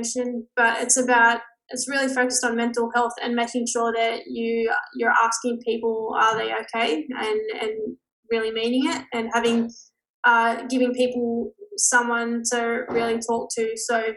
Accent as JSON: {"language": "English", "town": "Newcastle", "region": "New South Wales", "country": "Australia", "tie": "born or raised there", "said": "I grew up in Newcastle, which is 2 hours north of Sydney, but in a little town called Caves Beach."}